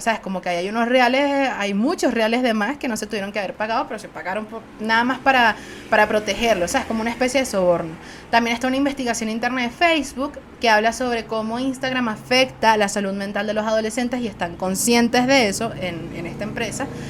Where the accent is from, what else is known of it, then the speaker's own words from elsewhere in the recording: Venezuela; nosotros, como venezolanos